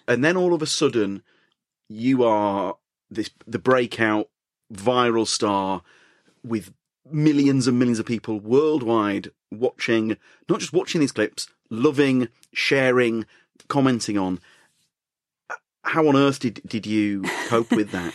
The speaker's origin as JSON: {"language": "English", "region": "Yorkshire and the Humber", "country": "United Kingdom", "said": "as a Yorkshireman"}